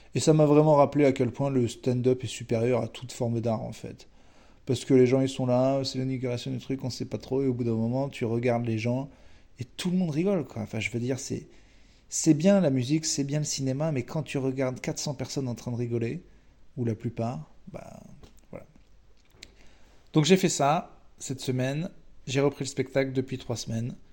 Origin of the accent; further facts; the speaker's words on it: France; On est français